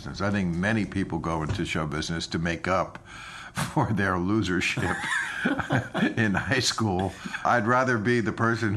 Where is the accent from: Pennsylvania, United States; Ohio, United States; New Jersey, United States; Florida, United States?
New Jersey, United States; River Vale; born or raised there; also born or lived in New York City, New York